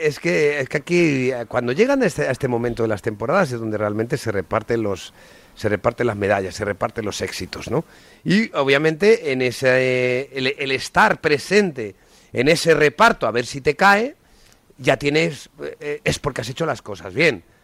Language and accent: Spanish; Puertollano, Castilla-La Mancha, Spain; es el equipo de mi pueblo